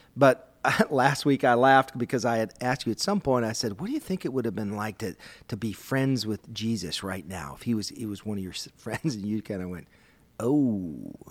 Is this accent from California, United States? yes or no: no; Minnesota, United States; I grew up in Minnesota